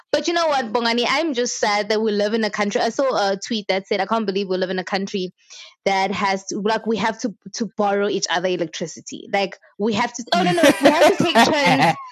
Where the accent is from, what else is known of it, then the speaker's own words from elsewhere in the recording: South Africa; as a South African